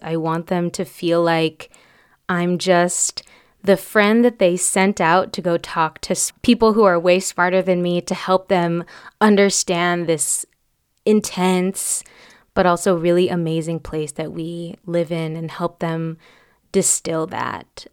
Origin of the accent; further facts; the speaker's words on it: Fairfield, California, United States; also born or lived in Vallejo, California; I was born in Vallejo, but I grew up in Sassoon City in Fairfield, which is in Solano County